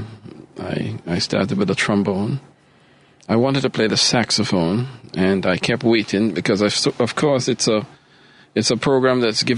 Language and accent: English; Trinidad & Tobago; moved away as an adult; also born or lived in Maryland / Charlotte; now in Chicago, United States; I am originally from Trinidad and Tobago in the Caribbean